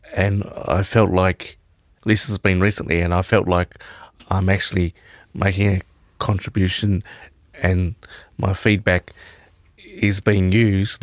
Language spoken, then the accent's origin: English; Victoria, Australia; I'm from Victoria